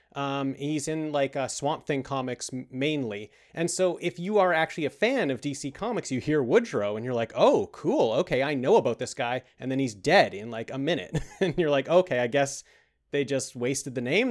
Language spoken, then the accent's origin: English; Canada; We're we're from Canada